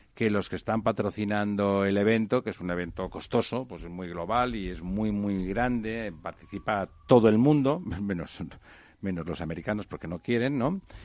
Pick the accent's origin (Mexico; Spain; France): Spain; Barcelona, Catalonia; yo como barcelonés me alegro